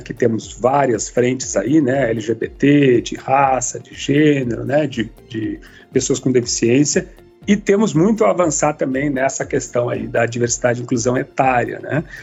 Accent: Rio Grande do Sul, Brazil; aqui em São Leopoldo como gaúcho

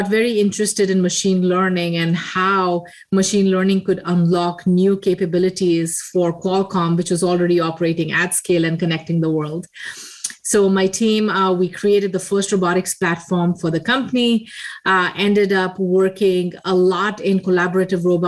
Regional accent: India; moved away; I grew up in India in a very small town in a very eclectic family.

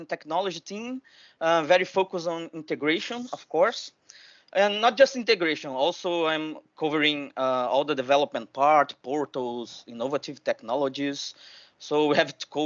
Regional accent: Rio de Janeiro, Brazil; I'm from Rio de Janeiro. I'm based in Brazil.

